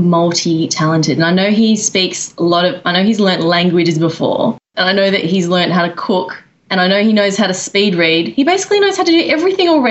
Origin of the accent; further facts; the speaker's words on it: Australia; moved away as an adult; now in New York, United States; I'm from Australia.